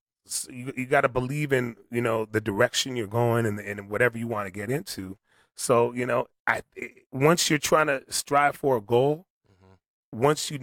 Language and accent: English; Toronto, Ontario, Canada; born there; I was born in Toronto, Canada. Mm-hmm. So I'm still a Canadian.